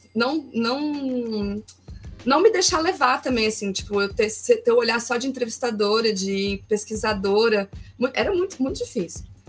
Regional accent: Brasília, Federal District, Brazil; also born or lived in Porto Alegre; eu sou de Brasília, estou ah, morando tá. aqui agora, mas eu Deixa morei em Porto Alegre uhum. seis, seis anos. Voltei para cá agora em novembro.

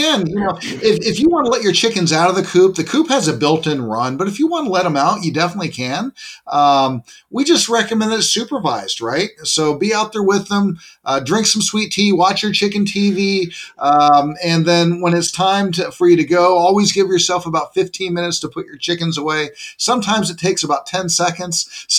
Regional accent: Gresham, Oregon, United States; I grew up in Gresham, Oregon, so I'm pretty familiar with the Oregon climate and whatnot.

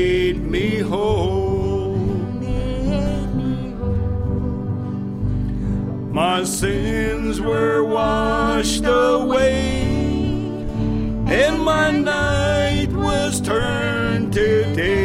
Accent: Dillingham, Alaska, United States; now in Anchorage, United States; I'm originally from Dillingham.

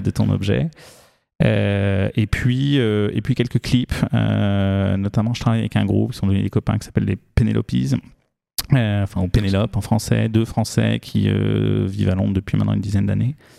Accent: France; also born or lived in New Caledonia; j'ai grandi pour partie sur un voilier, donc sur un bateau, et puis pour le reste dans les Pyrénées

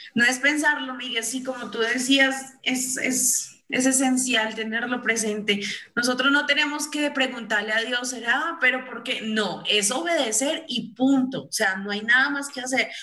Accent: Colombia; aquí en Colombia hace mucho, pero mucho frío

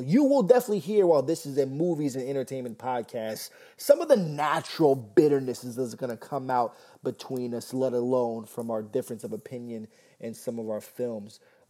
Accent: New York, United States; also born or lived in Miami; I was here's my quick rundown. I was born in Miami. I was raised in New York. I grew up and became a man in L.A. I floated around wherever the wind blew me between New York and Florida.

